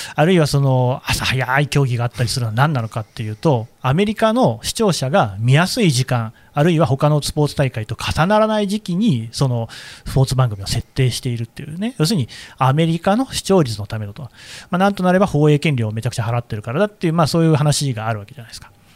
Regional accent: Nagoya, Aichi, Japan; now in Tokyo, Japan; 私は、あの、名古屋出身なんですよね。

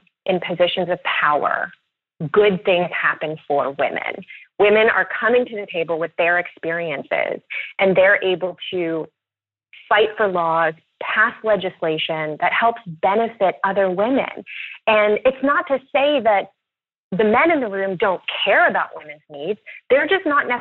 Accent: Louisville, Kentucky, United States; born or raised there; moved away

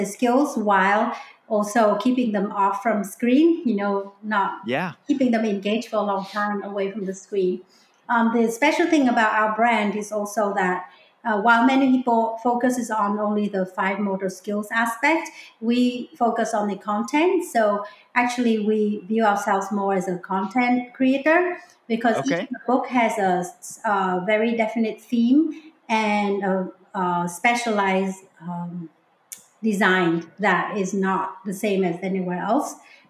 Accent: Hong Kong; moved away; You imagine we came from Hong Kong where it was like, we're living with 100-story high-rise buildings surrounding us, right? And the concrete jungle.

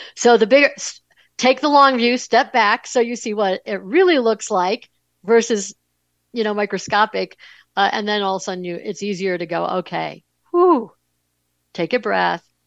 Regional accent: Buffalo, New York, United States; I grew up in Buffalo, New York

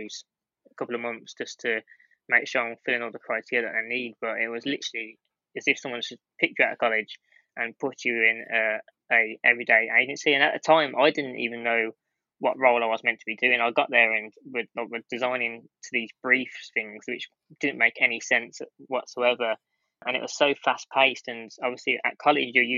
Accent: Bromsgrove, West Midlands, United Kingdom; my hometown of Bromsgrove

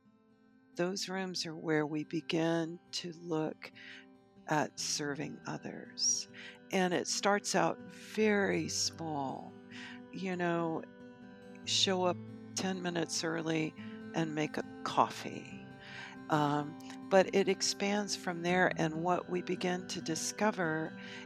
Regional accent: Knoxville, Tennessee, United States; I am from Knoxville, Tennessee.

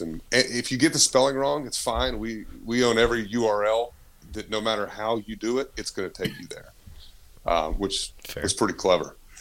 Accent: Martinsville, Virginia, United States; We're originally from Southwest Virginia, right outside Martinsville Speedway

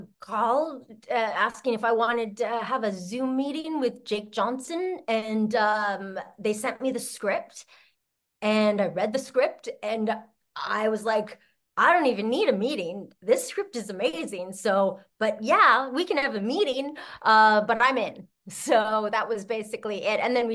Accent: Canada; I'm Canadian, too.

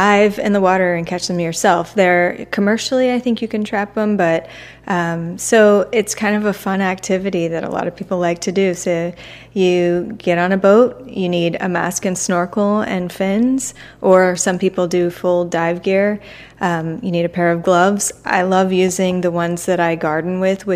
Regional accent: Tampa, Florida, United States; I'm from Tampa

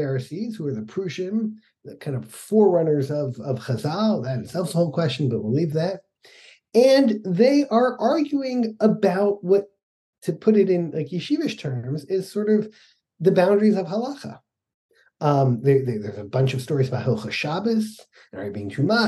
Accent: Atlanta, Georgia, United States; moved away; also born or lived in Utah; I grew up in Atlanta in the 70s as a kid

